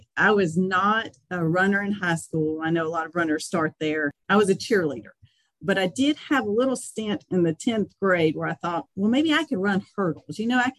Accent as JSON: {"language": "English", "region": "Alabama", "country": "United States", "tie": "born or raised there", "also_born_or_lived": "North Carolina", "moved": "as an adult", "lives_now": "Lillington, United States", "said": "I was born and raised in Alabama, and I've lived in North Carolina since about 1998."}